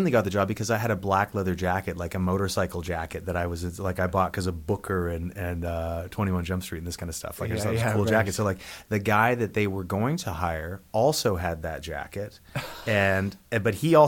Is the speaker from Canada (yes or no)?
yes; Yarrow, British Columbia, Canada; In the Fraser Valley of British Columbia, about an hour outside of Vancouver, in a town called Yarrow